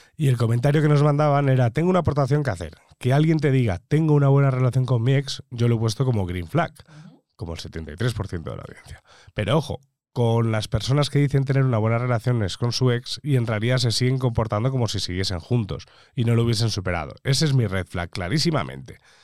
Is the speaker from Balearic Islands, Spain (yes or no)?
yes; Majorca, Balearic Islands, Spain; yo como mallorquín y mediterráneo